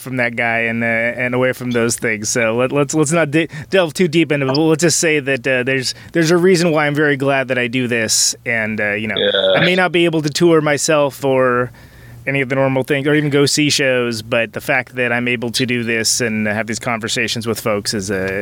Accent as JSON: {"language": "English", "area": "Bay Area", "region": "California", "country": "United States", "moved": "yes", "lives_now": "Milwaukee, United States", "said": "So I live in Wisconsin, so Milwaukee, Wisconsin, in the Midwest, and I'm from California from the Bay Area"}